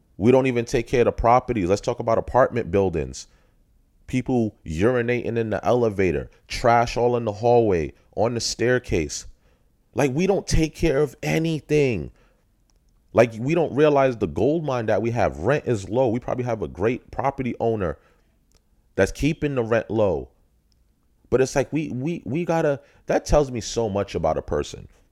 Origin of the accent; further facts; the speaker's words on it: New York City, New York, United States; I'm from Brook, Brooklyn, New York